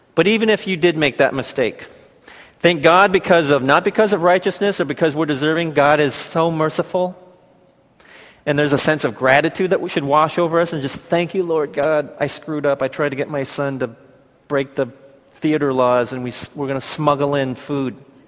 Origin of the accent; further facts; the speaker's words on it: Seattle, Washington, United States; I'm from the Seattle area